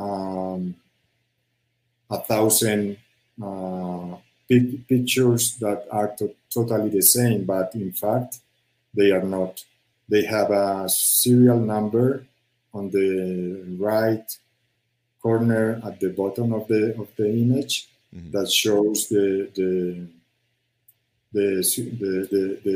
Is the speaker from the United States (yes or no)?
no; Medellín, Antioquia, Colombia; English is a second language; I was born in, I grew up in Medellin in the Pablo Escobar years.